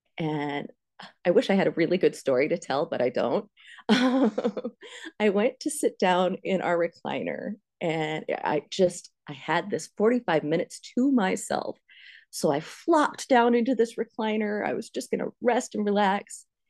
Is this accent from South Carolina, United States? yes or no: no; Pennsylvania, United States; now in Iowa, United States; I went to school in Ames. That's where Steve and I met. But I'm originally from Pennsylvania.